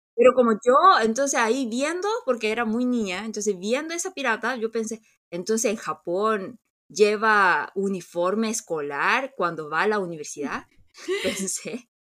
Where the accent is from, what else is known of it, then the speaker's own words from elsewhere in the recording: South Korea; nosotros los coreanos